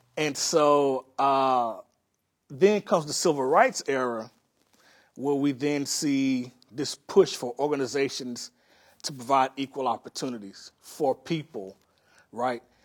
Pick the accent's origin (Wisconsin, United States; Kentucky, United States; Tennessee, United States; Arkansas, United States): Arkansas, United States; Pine Bluff; now in Los Angeles, United States; I grew up in this city, uh, called Pine Bluff, Arkansas